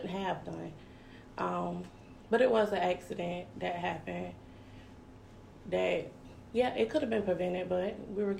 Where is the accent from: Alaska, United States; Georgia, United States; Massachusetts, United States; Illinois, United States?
Georgia, United States; Savannah; I was born and raised in Savannah